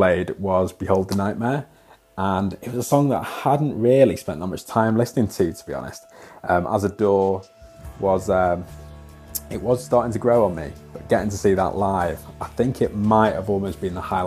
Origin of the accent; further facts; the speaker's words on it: Wales, United Kingdom; I'm from Wales